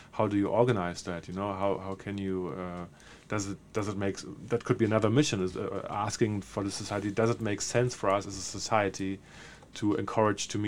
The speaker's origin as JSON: {"language": "English", "region": "Berlin", "country": "Germany", "second_language": "English", "said": "there's a very straightforward reason. I'm from Berlin."}